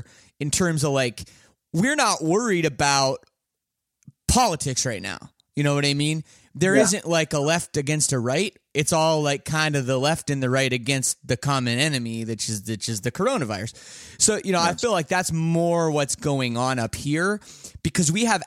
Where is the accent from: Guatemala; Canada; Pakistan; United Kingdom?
Canada; I'm Canadian